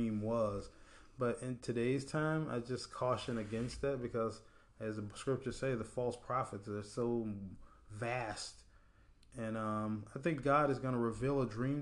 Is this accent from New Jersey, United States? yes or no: no; Apopka, Florida, United States; I grew up in Apopka